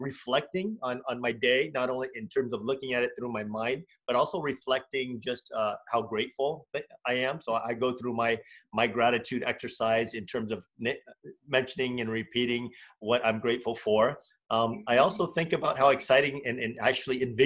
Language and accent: English; United States; also born or lived in California; I'm Vietnamese American